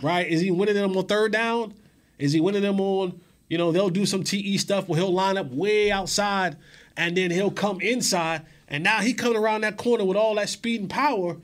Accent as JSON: {"language": "English", "region": "New Jersey", "country": "United States", "tie": "born or raised there", "said": "growing up in New, in, in the Northeast in New, in Jersey"}